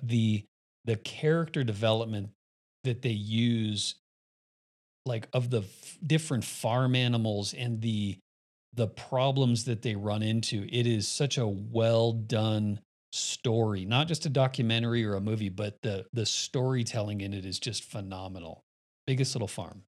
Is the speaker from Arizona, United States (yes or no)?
yes; Phoenix, Arizona, United States; also born or lived in Miami; now in Colorado, United States; I was born in Miami, spent my summers in Miami, grew up in Phoenix, and then moved to Colorado